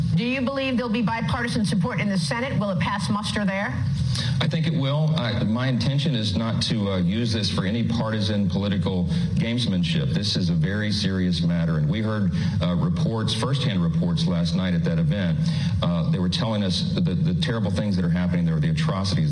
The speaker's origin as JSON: {"language": "English", "region": "Louisiana", "country": "United States", "tie": "born or raised there", "said": "Tulane University in my home state, down in the New Orleans area"}